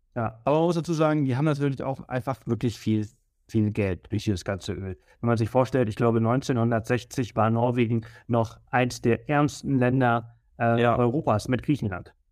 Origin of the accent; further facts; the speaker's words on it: Mallorca, Balearic Islands, Spain; also born or lived in Berlin, Germany; now in Garmisch-Partenkirchen, Germany; ich komme ja aus Mallorca und ich bin die Sonne wirklich gewohnt, also ich bin ja. aufgewachsen